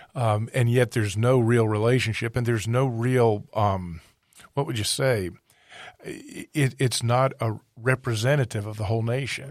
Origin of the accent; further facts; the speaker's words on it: East Coast, United States; I grew up on the East Coast